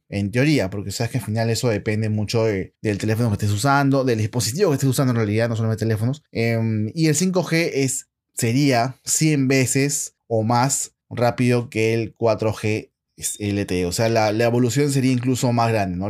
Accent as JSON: {"language": "Spanish", "region": "Lima", "country": "Peru", "said": "yo soy de Perú, soy de Lima"}